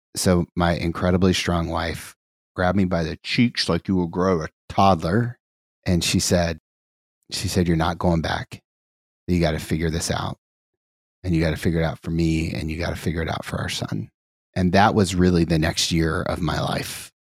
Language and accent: English; Dayton, Ohio, United States; We grew up in the Catholic Church in Dayton, Ohio